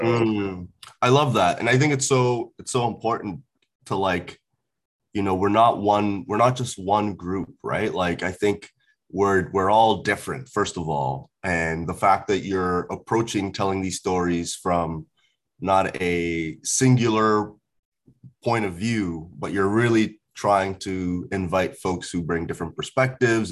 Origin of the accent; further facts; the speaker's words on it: Port Hawkesbury, Nova Scotia, Canada; also born or lived in Ghana; I grew up in a rural town in Nova Scotia for about 10 years.